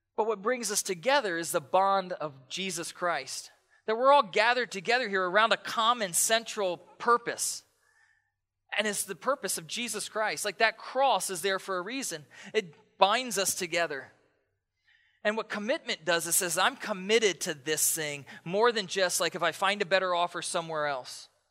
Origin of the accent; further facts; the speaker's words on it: East Coast, United States; now in Pacific Northwest, United States; I grew up on the East Coast